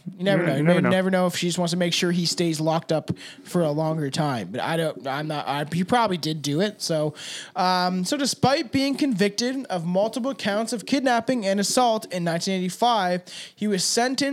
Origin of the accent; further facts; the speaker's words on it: Canada; we're Canadian